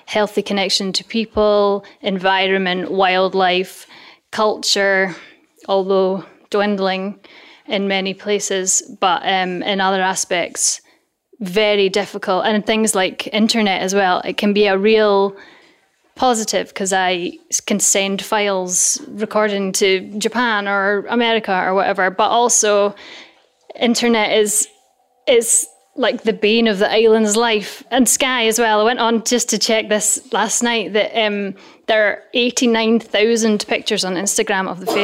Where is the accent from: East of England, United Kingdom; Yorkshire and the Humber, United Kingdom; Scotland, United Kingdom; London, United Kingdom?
Scotland, United Kingdom; Dunkeld; moved away as an adult; also born or lived in Glasgow; now in Isle of Mull, United Kingdom; I'm from Dunkeld originally